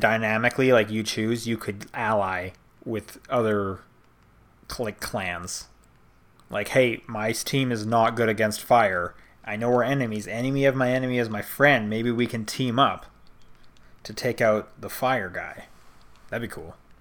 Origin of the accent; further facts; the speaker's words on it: United States; I'm from America